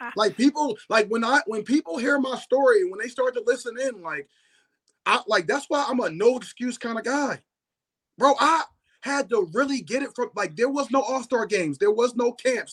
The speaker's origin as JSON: {"language": "English", "town": "Philadelphia", "region": "Pennsylvania", "country": "United States", "tie": "born or raised there", "said": "I was from Philadelphia"}